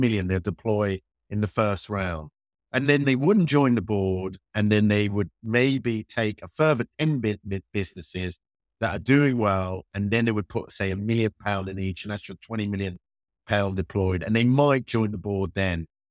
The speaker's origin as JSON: {"language": "English", "country": "United Kingdom", "tie": "born or raised there"}